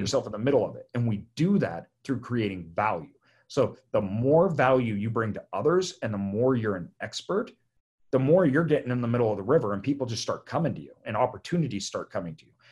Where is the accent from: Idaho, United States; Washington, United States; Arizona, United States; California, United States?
Idaho, United States; I'm from Idaho